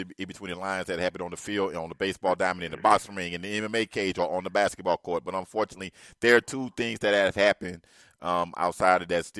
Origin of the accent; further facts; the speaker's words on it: Miami, Florida, United States; I was born and raised in Miami.